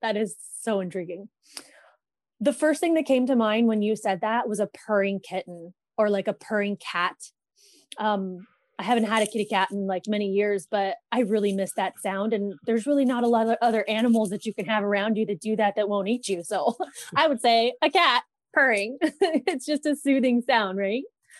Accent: Thousand Oaks, California, United States; In Thousand Oaks, California.

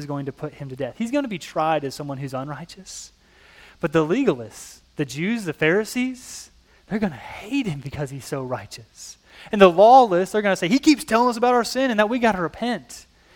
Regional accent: Illinois, United States; I come from Illinois, an Illinois politician

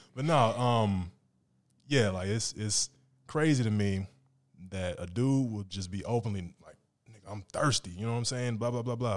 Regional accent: Phoenix, Arizona, United States; I'm from Phoenix, too

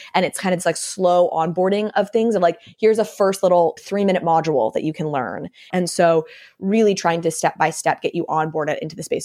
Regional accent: Vermont, United States; I grew up in Vermont, which is obviously a very liberal state

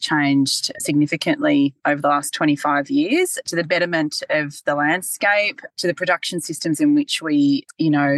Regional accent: Bathurst, New South Wales, Australia; I grew up in Bathurst, actually, born and bred Bathurst girl.

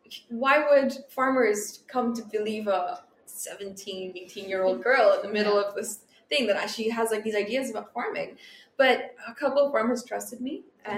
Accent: Philippines; Communities in the Philippines are very small. So everyone knows each other.

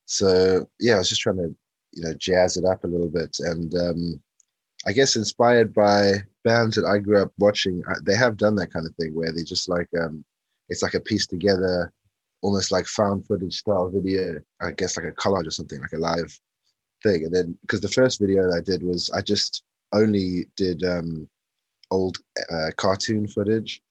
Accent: South Africa; moved away as an adult; also born or lived in London, United Kingdom; now in South London, United Kingdom; I was I was born in London originally. The first move was actually moving to South Africa, and then um, grew up in South Africa

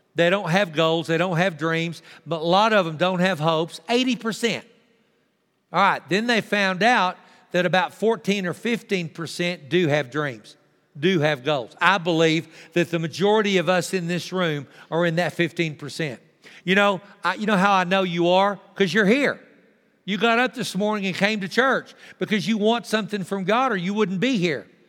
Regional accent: Texas, United States; also born or lived in Tulia, Texas; I'm thankful that I'm a Texan.

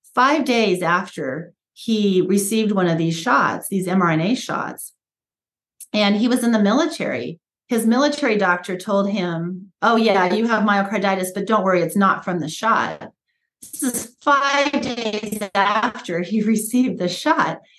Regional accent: United States; I was born here in America uh, after they moved here, immigrated here and i was born and raised in a just a real traditional american way

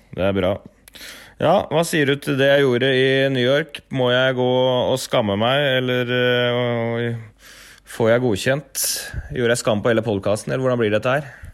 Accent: Norway; kommer vi fra Norge og har norsk tidsrytme

